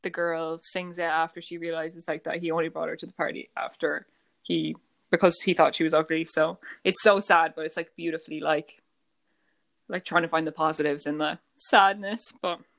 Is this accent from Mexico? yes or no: no; Ireland; I am Irish.